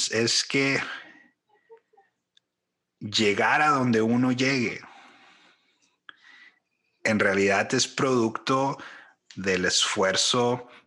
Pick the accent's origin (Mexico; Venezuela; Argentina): Mexico; now in United States; Como mexicano, pero viviendo en, Estados Unidos, viviendo en otras partes.